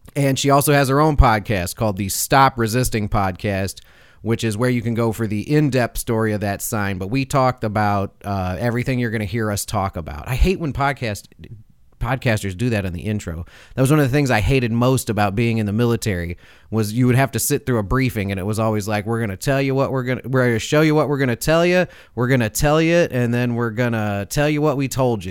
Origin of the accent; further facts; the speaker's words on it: Chicago, Illinois, United States; moved away; I'm from Chicago originally. Like most of my family's still there